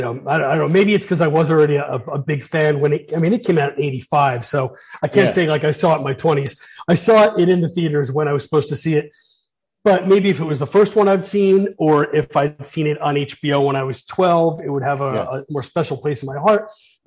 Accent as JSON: {"language": "English", "country": "United States", "tie": "born or raised there", "said": "I grew up 40 miles outside of New York"}